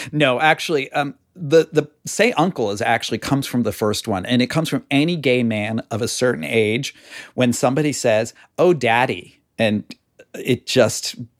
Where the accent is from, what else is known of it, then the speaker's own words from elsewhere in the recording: near Pittsburgh, Pennsylvania, United States; now in Connecticut, United States; I grew up near Pittsburgh and it's so parochial there compared to here. We're Yankees here in Connecticut.